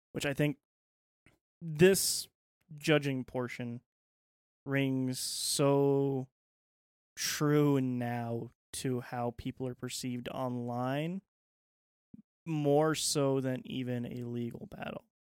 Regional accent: United States; as an American

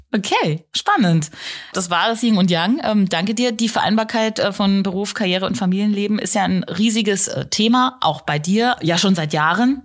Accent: Germany; bei uns in Deutschland

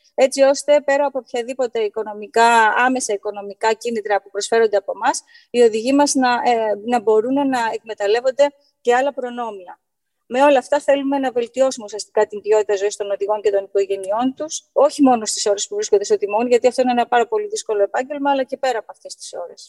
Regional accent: Greece; ως Έλληνες

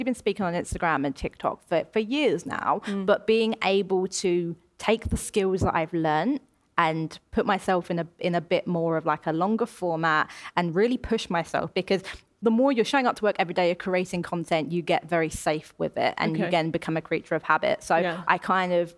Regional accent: Essex, East of England, United Kingdom; moved away as an adult; now in London, United Kingdom; I'm born and raised in Essex

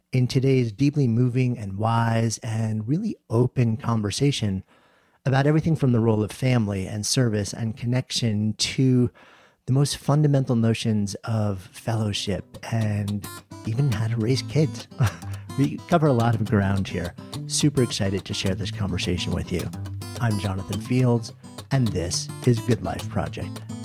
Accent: suburban New York City, United States; I grew up outside of New York City, in s, suburban New York City

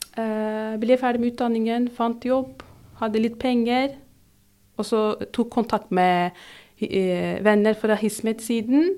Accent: Turkey; Norwegian is a second language; moved away as an adult; now in Drammen, Norway; Jeg sier ikke opprinnelig fra Tyrkia, for jeg er fra Tyrkia.

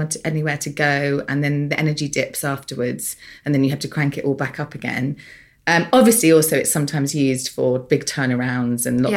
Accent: United Kingdom; We're both British here

